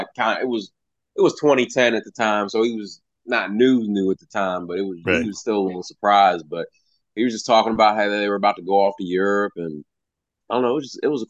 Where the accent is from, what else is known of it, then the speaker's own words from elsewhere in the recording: between Baltimore and DC, Maryland, United States; also born or lived in California; now in Kentucky, United States; It was before I moved here to Kentucky, because I'm originally from Maryland, right between Baltimore and DC.